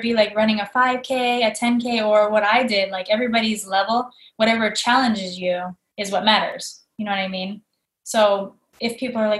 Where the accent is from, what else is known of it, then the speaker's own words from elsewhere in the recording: Florida, United States; growing up in Florida, you'd think I would have fell in love with the water sooner